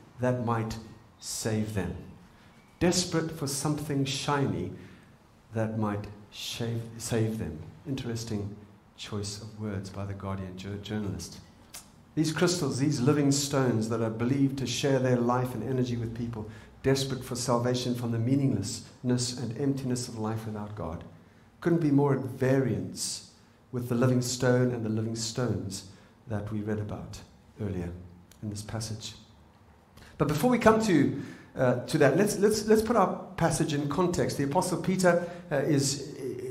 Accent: Zimbabwe; moved away; I'm from Zimbabwe

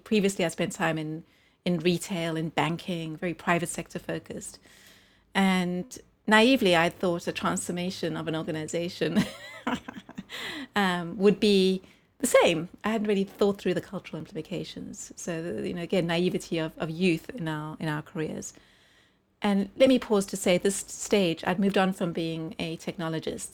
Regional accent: South Africa; also born or lived in United Kingdom; now in Los Angeles, United States; we're living in the U K as a New Yorker and a South African

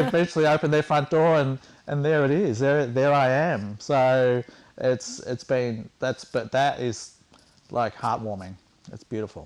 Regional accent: Warragul, Victoria, Australia; We're from Warragul

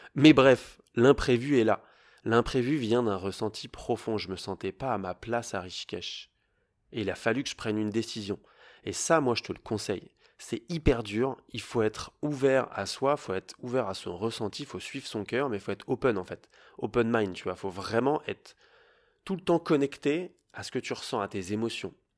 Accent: Paris, Île-de-France, France; moi je viens de Paris, donc j'aime la ville.

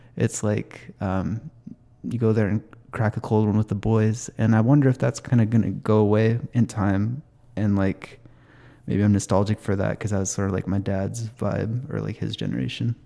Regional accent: Snohomish County, Washington, United States; I grew up in Snohomish County

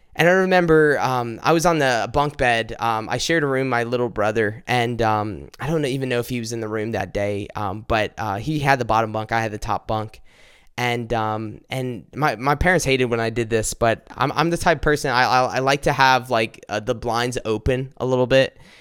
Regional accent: South Carolina, United States; I'm from South Carolina

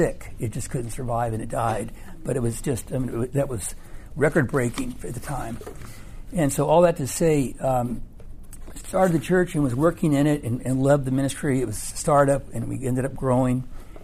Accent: California, United States; I'm from California

